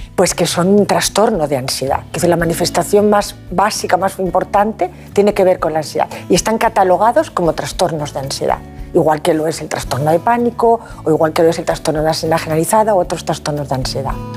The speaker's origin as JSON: {"language": "Spanish", "region": "Asturias", "country": "Spain", "moved": "yes", "lives_now": "Valencia, Spain", "said": "Soy asturiana de corazón, valenciana de adopción"}